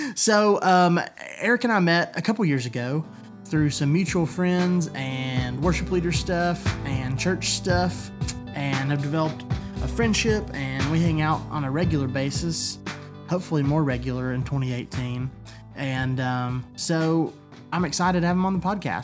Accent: East Tennessee, United States; I have always lived here

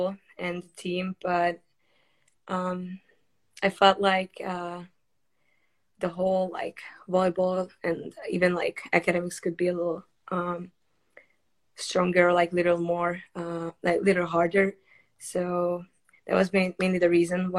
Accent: Budapest, Hungary; also born or lived in South Carolina, United States / Utah, United States; I'm from Budapest, Hungary, and I've been playing volleyball since I was 9 years old. I played in several clubs in Hungary

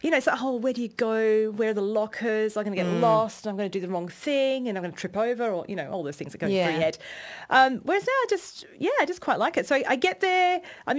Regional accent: England, United Kingdom; also born or lived in Swan View, Western Australia; now in Perth, Australia; I'm English

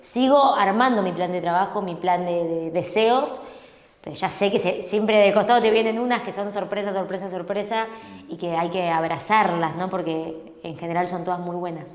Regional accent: Buenos Aires, Argentina; Yo soy porteña.

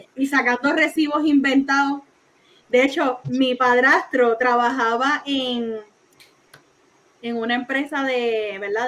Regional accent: Isabela, Puerto Rico; now in Bayamón, Puerto Rico; Soy de Isabela

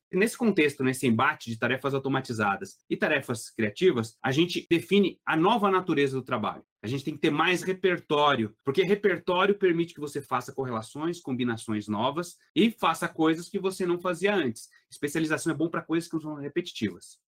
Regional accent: Belo Horizonte, Minas Gerais, Brazil; eu sou de Belo Horizonte, Minas Gerais

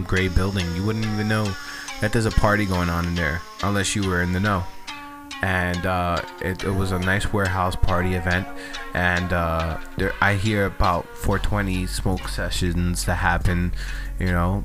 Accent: United States; we as American citizens

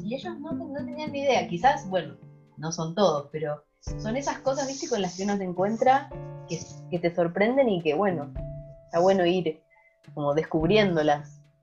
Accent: Argentina; now in Sweden; soy una argentina que vive en Suecia

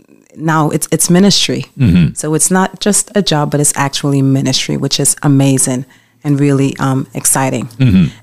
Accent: New York, United States; moved away as an adult; now in Pennsylvania, United States; I am originally from New York

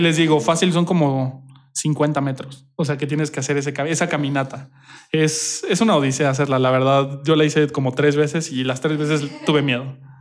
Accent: Querétaro, Mexico; Sí, yo nací aquí en Querétaro, pero toda mi familia es de diferentes lados. Mi papá es de Torreón y mi mamá es de la Ciudad de México. Y pues mi hermana también nació en la Ciudad de México, pero yo soy queretano.

